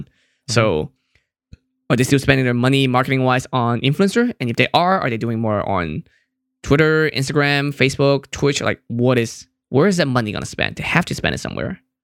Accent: Hong Kong; I'm from Hong Kong

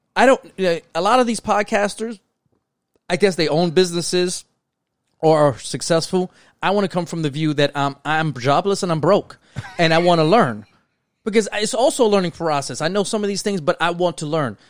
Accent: New York City, New York, United States; we grew up in New York City, brown and black, you know, community.

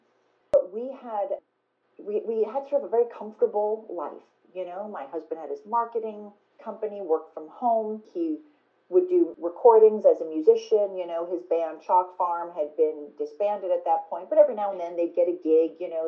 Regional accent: New York, United States; Like, you have to think of all that as a New Yorker. You know, we're not rich.

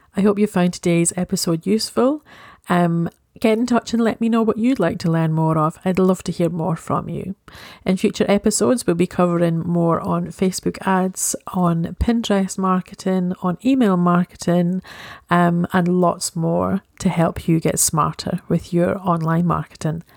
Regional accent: Scotland, United Kingdom; I am Scottish

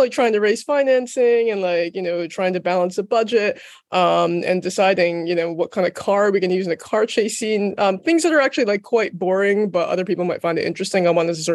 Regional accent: United States; moved away as an adult; also born or lived in London; I'm American, but I moved to London specifically to see if I could work in film

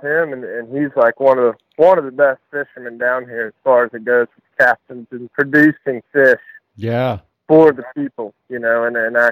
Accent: Suffolk, Virginia, United States; I grew up in Suffolk, Virginia

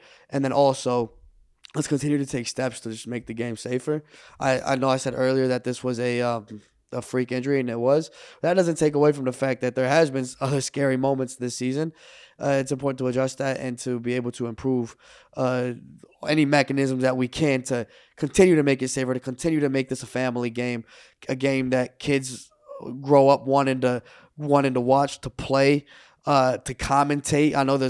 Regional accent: Dallas, Texas, United States; I grew up in Texas, in the Dallas area, where like what you do on Friday, it's weekends, right? Friday nights are football games.

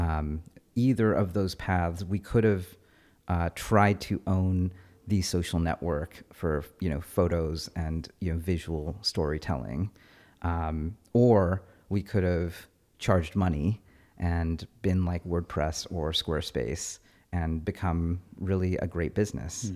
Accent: Fremont, California, United States; I grew up in Fremont

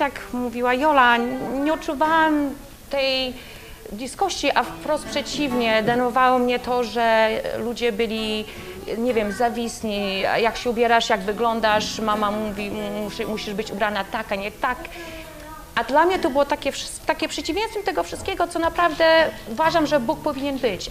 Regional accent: Poland; będąc w Polsce

